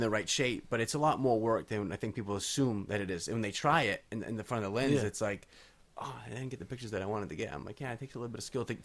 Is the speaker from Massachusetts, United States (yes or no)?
yes; Cape Cod, Massachusetts, United States; I grew up in Cape Cod, so we were really kind of grew up on the Kennedys.